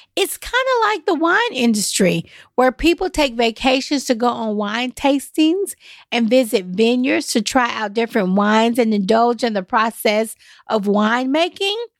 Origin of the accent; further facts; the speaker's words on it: Nashville, Tennessee, United States; I'm from East Nashville